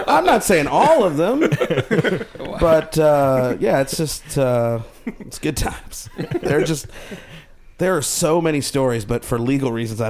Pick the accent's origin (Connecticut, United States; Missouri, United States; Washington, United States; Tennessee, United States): Missouri, United States; St. Louis; moved away as an adult; also born or lived in India; now in Los Angeles, United States; I was born in the subcontinent of India, and I was raised in St. Louis, Missouri. So I'm a St. Lunatic.